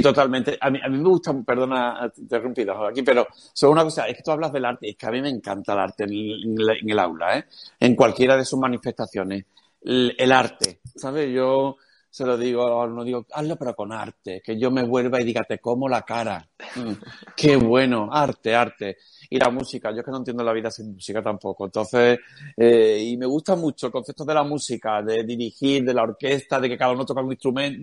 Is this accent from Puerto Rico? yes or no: no; Cádiz, Andalusia, Spain; Soy de Cádiz, decimos cojones